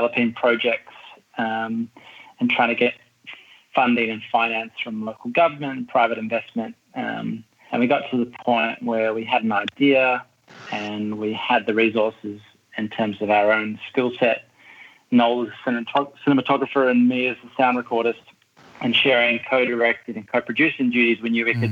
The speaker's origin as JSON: {"language": "English", "country": "New Zealand", "tie": "born or raised there", "moved": "yes", "lives_now": "Melbourne, Australia", "said": "I grew up in New Zealand. I reside in Melbourne"}